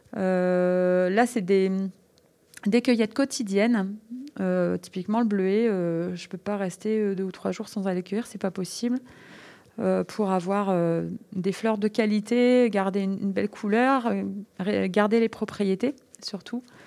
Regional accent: French Flanders, Mont Cassel, Hauts-de-France, France; Je suis originaire des Flandres, au pied du Mont Cassel

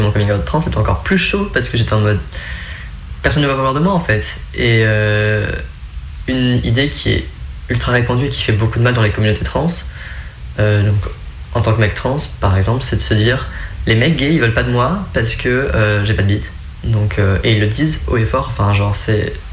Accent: Creuse, Nouvelle-Aquitaine, France; now in Lyon, France

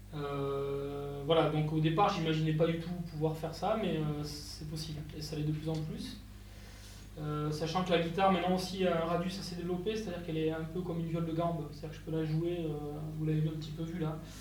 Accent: Capbreton, Nouvelle-Aquitaine, France; moi, je viens des Landes, je suis originaire de Cabreton

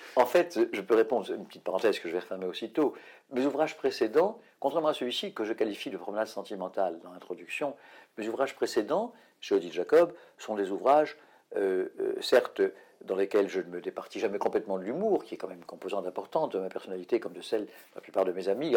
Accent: France; chez nous en France

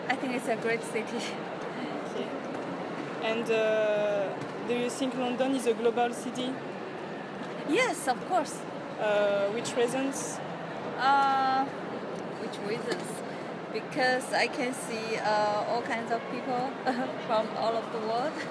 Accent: China; English is a second language; I'm from China.

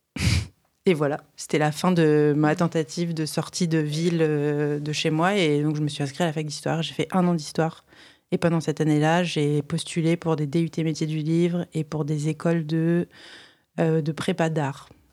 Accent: Reims, Grand Est, France; je viens d'une ville de province, enfin, je viens du, coup pas de Paris, donc euh, je viens de Reims

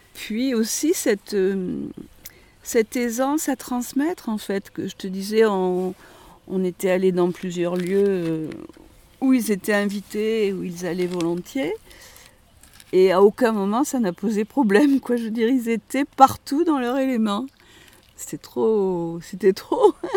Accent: Lozère, near Villefort, Occitania, France; j'étais originaire de Lozère, hein, mais d'un petit village qui n'était pas très loin du lieu où on était, Villefort

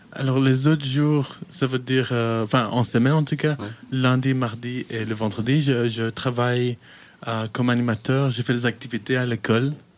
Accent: Kenya; moved away as an adult; also born or lived in Chastre, Wallonia, Belgium; now in Belgium; je viens du coup de la Belgique, je viens de, Wallonie, une petite ville qui s'appelle Chastre, euh, mais j'ai grandi au Kenya

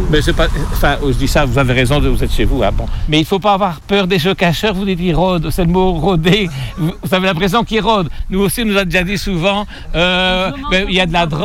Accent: Belgium; Nous, on vient de Belgique, on ne savait même pas qu'il y avait ici une petite euh, fontaine, mais c'est intéressant.

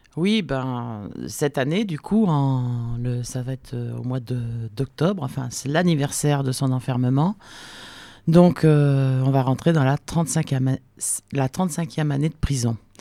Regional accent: France; nous, en tant que Français

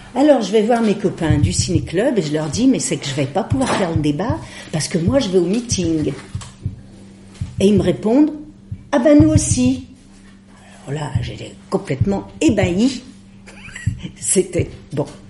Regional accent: Lyon, Auvergne-Rhône-Alpes, France; Je suis lyonnaise de naissance, j'y ai fait mes études, j'y ai appris à lire

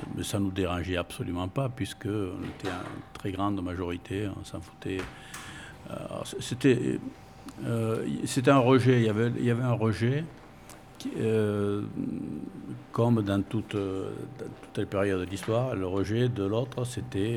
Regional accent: Bordeaux, Nouvelle-Aquitaine, France; first language Spanish; French is a second language; Je suis né à Bordeaux.

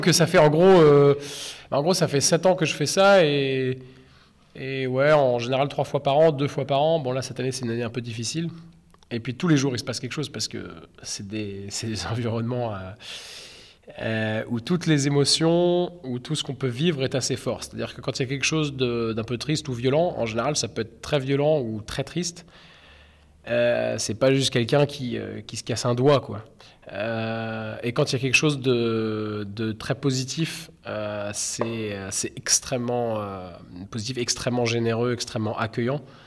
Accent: Caen, Normandy, France; je suis un artiste peintre euh, britannique et normand, euh, et je viens de Caen

